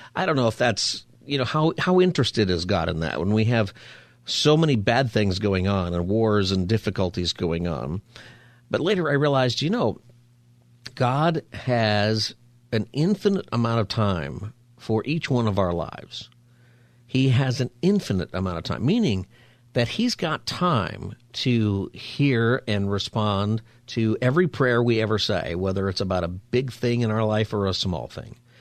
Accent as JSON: {"language": "English", "country": "United States", "said": "as an American"}